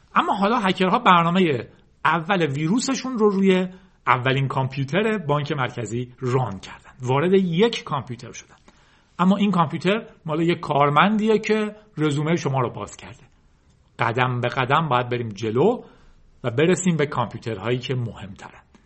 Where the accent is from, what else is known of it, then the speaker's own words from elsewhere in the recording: Iran; ما به عنوان یک ایرانی